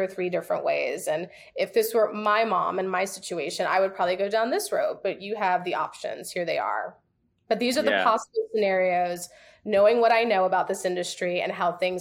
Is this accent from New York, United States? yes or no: yes; New York, United States; moved away; also born or lived in the South; I'm from New York, so honesty is like in my blood.